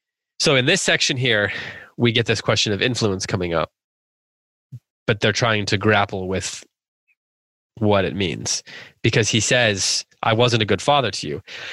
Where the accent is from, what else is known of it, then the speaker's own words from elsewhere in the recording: Midwest, United States; As a Midwesterner. I just offended a bunch of my people from the Midwest